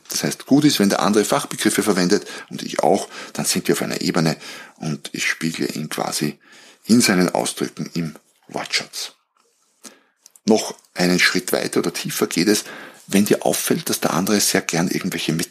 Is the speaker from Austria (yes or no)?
yes; Austria; weil ich ehrlicherweise nicht so sehr als Österreicher, nicht so sehr in dieser Fußballwelt zu Hause bin.